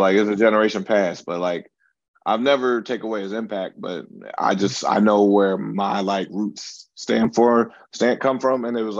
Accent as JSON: {"language": "English", "region": "East Coast", "country": "United States", "tie": "born or raised there", "said": "I actually grew up on the East Coast"}